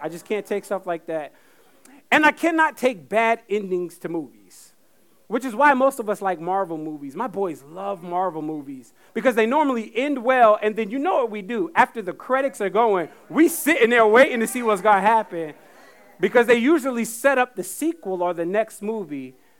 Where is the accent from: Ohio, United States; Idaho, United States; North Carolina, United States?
North Carolina, United States; Fayetteville; I grew up in Fayetteville, North Carolina